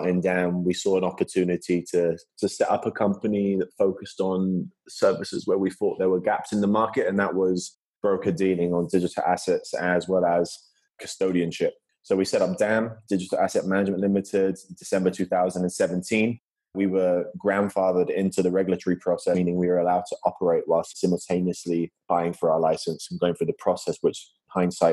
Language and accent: English; Gibraltar; moved away as an adult; also born or lived in United States / London; I'm born and raised in Gibraltar, a little small British territory off the coast of southern Spain.